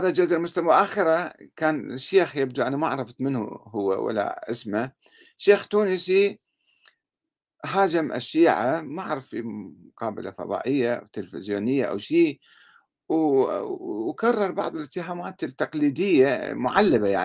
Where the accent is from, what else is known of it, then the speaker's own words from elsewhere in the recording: Sudan; في في انقلابات عسكرية عندنا بالسودان مثلا انقلاب عسكري والشعب السوداني يناضل من أجل حريته وإرادته وكرامته